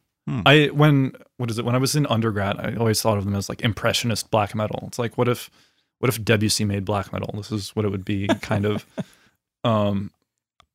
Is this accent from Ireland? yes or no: no; Florida, United States; I'm from Florida